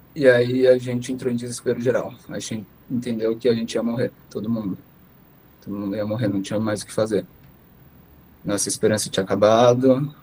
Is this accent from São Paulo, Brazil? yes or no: yes; São Paulo, Brazil; moved away as an adult; now in Israel; sou brasileiro, nascido em São Paulo e há cinco meses atrás eu acabei me mudando para Israel